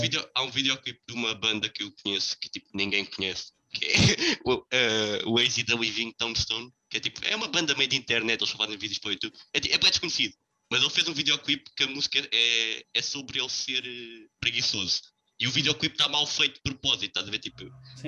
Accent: Portugal; nós somos portugueses

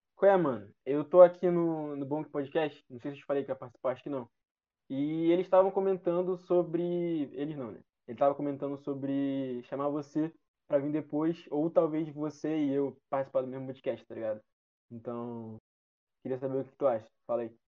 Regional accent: Rio de Janeiro, Brazil; eu sou de Jacarepaguá

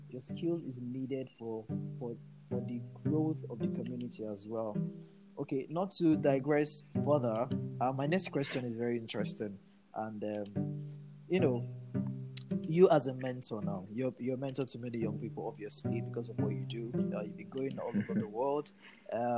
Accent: Nigeria; of course I am a Nigerian too

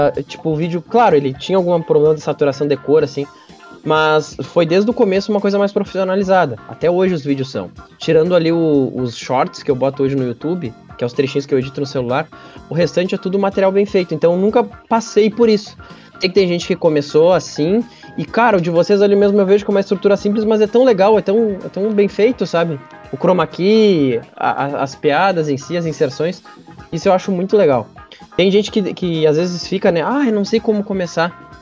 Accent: Caçapava do Sul, Rio Grande do Sul, Brazil; eu sou de natural de Caçapava do Sul, né? Interior do Rio Grande do Sul, perto de Santa Maria.

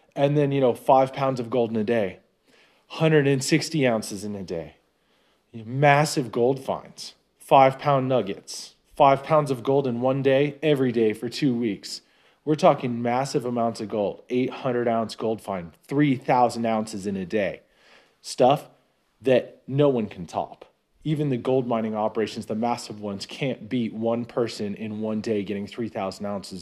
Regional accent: Novato, California, United States; moved away as an adult; now in Nevada, United States; I'm originally from the North Bay Area. A pretty nice little town called Novato. Safe place. It was a good place to be raised

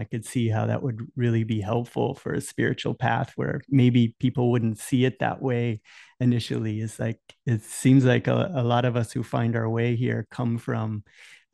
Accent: Tampa, Florida, United States; I'm here from Tampa.

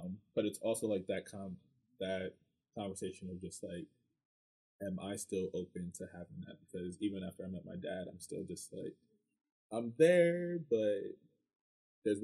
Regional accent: Reading, Pennsylvania, United States; growing up in Reading, I had no choice but to be immersed in Spanish culture

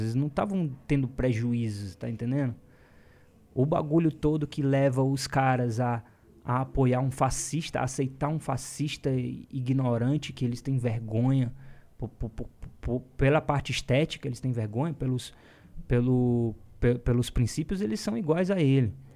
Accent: Fortaleza, Ceará, Brazil; moved away as an adult; now in São Paulo, Brazil; em Fortal, né? E, porque é, é de onde eu vim

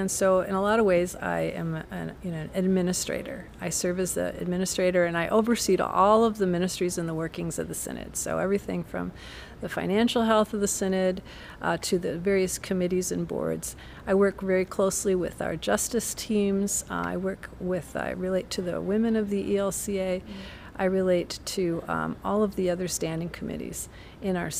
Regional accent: Jackson, Minnesota, United States; moved away as an adult; now in Wisconsin, United States; I grew up in a farm in southwest Minnesota

